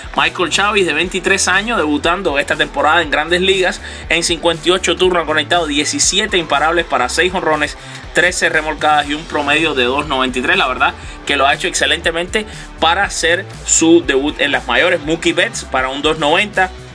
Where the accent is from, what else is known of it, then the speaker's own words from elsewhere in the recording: Cuba; Y yo también soy cubano